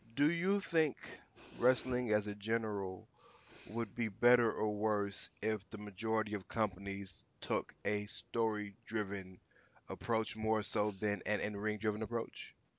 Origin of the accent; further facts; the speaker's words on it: Houston, Texas, United States; I'm from the South, and he, I'm from Houston, Texas